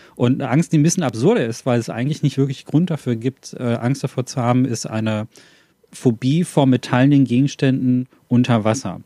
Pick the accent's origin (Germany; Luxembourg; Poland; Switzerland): Germany; Ruhr area, North Rhine-Westphalia; ich komme aus dem Ruhrpott, da gibt es viel von solchen alten Anlagen